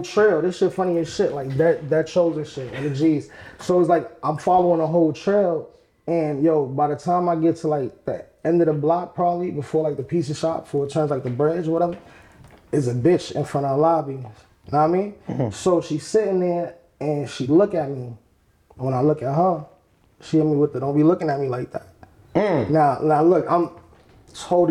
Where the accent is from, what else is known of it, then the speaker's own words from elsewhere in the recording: New York City, New York, United States; also born or lived in Harlem; I'm from the Bronx.